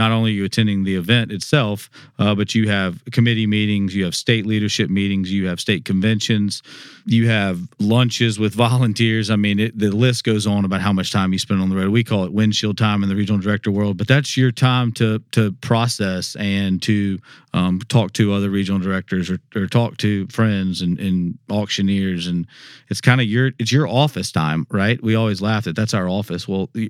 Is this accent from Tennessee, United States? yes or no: yes; Memphis, Tennessee, United States; born there; also born or lived in South Carolina; Yeah, so I was born in Memphis, Tennessee, moved to South Carolina in the middle part. It came back of my life, and then it came back to Memphis in 2008